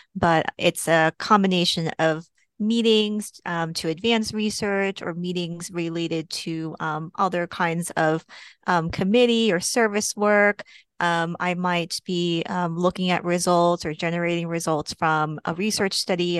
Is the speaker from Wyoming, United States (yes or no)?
no; Texas, United States; also born or lived in Portland, Oregon / Seattle, Washington; now in Boston, United States; I am originally from Texas